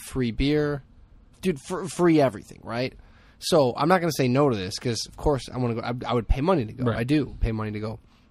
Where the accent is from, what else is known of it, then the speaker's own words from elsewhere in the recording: Hammond, Indiana, United States; growing up in Hammond